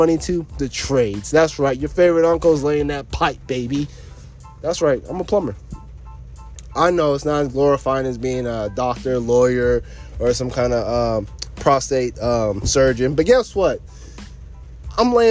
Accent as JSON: {"language": "English", "region": "Texas", "country": "United States", "tie": "born or raised there", "moved": "as an adult", "lives_now": "Florida, United States", "said": "I'm no longer in my home state of Texas."}